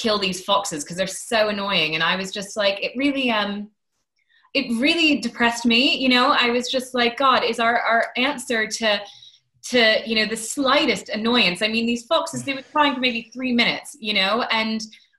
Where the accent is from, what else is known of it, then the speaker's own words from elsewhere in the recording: Maine, United States; now in London, United Kingdom; I grew up in Maine